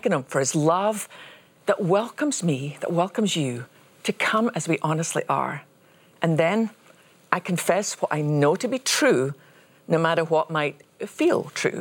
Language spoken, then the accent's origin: English; Scotland, United Kingdom; since I was a little girl growing up in Scotland